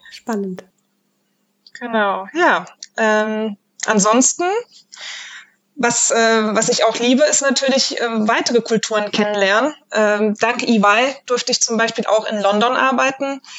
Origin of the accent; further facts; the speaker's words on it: Frankfurt, Hesse, Germany; Ich äh, bin … und ich komme aus Frankfurt